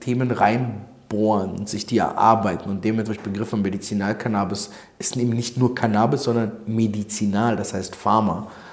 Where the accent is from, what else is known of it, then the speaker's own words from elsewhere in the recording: Berlin, Germany; also born or lived in Odessa, Ukraine (Soviet Union); gebürtig aus Odessa, Sowjetunion damals, bin als äh, Zweijähriger nach West-Berlin gekommen